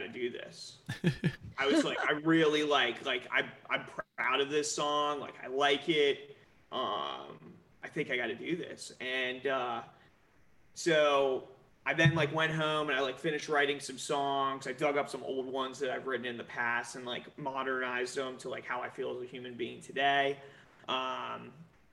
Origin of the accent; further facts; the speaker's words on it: Southern Maryland, United States; we grew up in Southern Maryland.